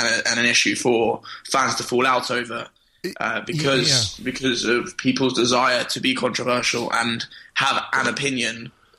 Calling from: New York, United States; I'm calling from New York.

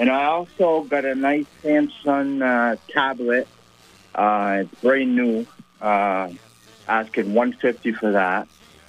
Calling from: St. Albans, Vermont, United States; I'm calling from St. Albans.

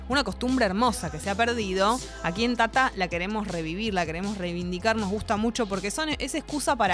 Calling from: Buenos Aires, Argentina; de Boedo, barra San Cristóbal, en el límite.

